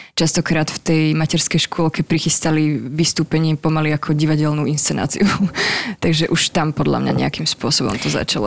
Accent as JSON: {"language": "Slovak", "area": "near Levice", "region": "Nitra Region", "country": "Slovakia", "tie": "born or raised there", "said": "vyrastala som teda pri Leviciach e, v dedinke"}